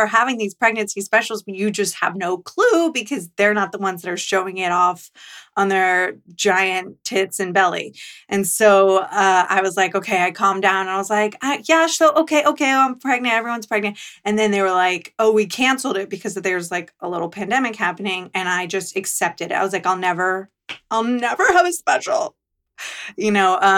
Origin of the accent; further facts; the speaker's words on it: Tampa, Florida, United States; I'm from Tampa